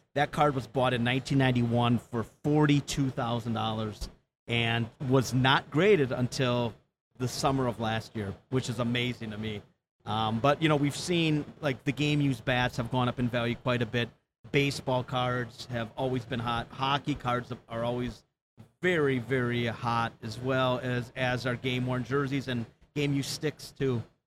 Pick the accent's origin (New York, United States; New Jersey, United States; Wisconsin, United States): Wisconsin, United States; born and raised in Wisconsin